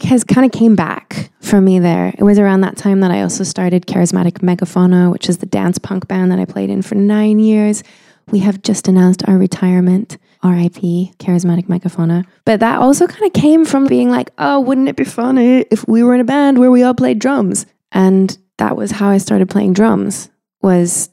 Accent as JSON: {"language": "English", "town": "Winnipeg", "region": "Manitoba", "country": "Canada", "tie": "born or raised there", "moved": "yes", "lives_now": "London, United Kingdom", "said": "I grew up in Winnipeg, Manitoba"}